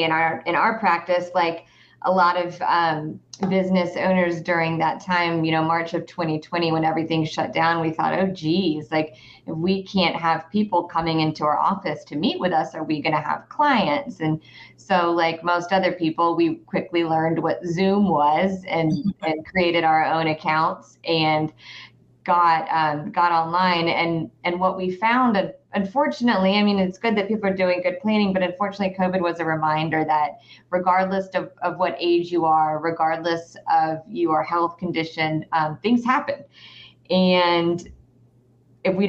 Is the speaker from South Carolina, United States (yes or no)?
no; Atlanta, Georgia, United States; also born or lived in the Carolinas; I am a local. I grew up in the Atlanta area